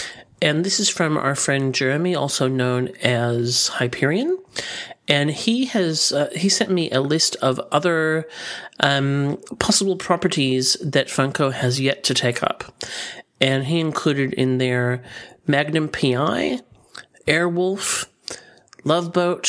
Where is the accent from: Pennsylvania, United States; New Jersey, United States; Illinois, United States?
Illinois, United States; I'm not from Benton, Illinois. I'm just from Illinois.